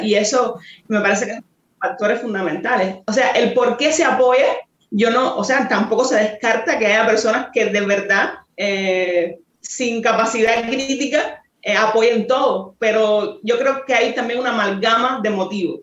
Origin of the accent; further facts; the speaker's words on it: Cienfuegos, Cuba; moved away as an adult; now in Mexico; yo tampoco soy de La Habana, soy de Cienfuegos, que es una provincia que, que está al sur, al centro sur.